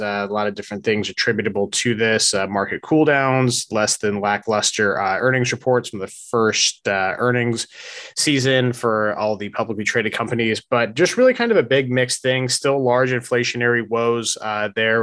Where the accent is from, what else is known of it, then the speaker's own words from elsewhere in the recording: United States; also born or lived in South Georgia / Largo, Florida; growing up in North Florida and South Georgia